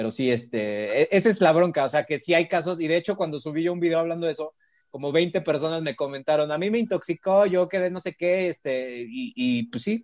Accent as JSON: {"language": "Spanish", "region": "Mexico City", "country": "Mexico"}